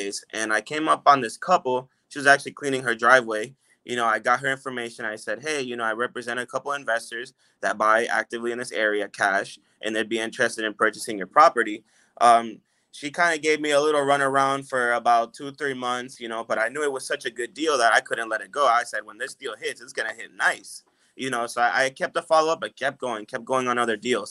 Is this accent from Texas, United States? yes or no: no; Orlando, Florida, United States; I was raised in Orlando, so I know the area very well